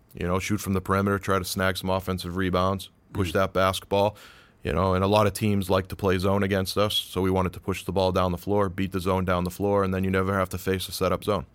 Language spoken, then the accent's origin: English; Peabody, Massachusetts, United States; I grew up in the North Shore. I grew up in Peabody